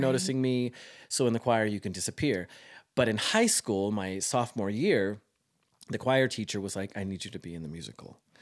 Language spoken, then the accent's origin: English; Caldwell, Idaho, United States; I am from the small town of Caldwell, Idaho, just outside Boise